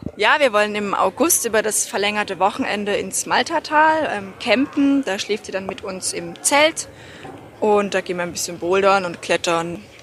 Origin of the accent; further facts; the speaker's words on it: Germany; now in Austria; Ich komme ursprünglich aus Deutschland.